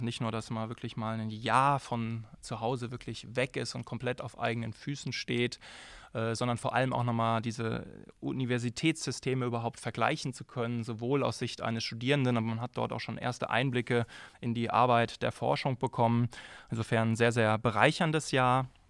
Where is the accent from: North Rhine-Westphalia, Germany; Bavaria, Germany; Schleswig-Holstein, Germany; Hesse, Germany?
Hesse, Germany; Frankfurt am Main; also born or lived in Darmstadt; now in Jena, Germany; ich bin äh, geboren in Frankfurt am Main